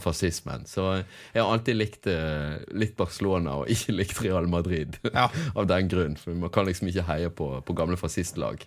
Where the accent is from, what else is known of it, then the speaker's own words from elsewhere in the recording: Bergen, Vestland, Norway; der det var der jeg bodde når jeg var syv år gammel og begynte å spille fotball. Og ja, holdt på helt til jeg flyttet eh, til Åsane, fra Sandviken til Åsane